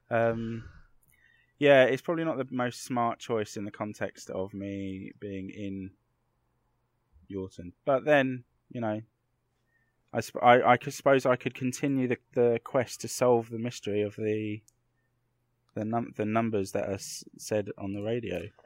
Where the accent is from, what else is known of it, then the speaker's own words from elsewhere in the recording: London, United Kingdom; I grew up in Clapham in London